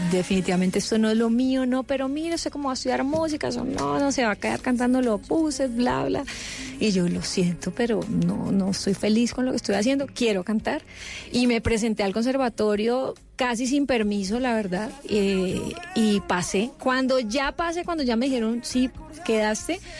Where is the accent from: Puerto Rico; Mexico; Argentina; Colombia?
Colombia; Cali, Valle del Cauca; Yo soy de Cali.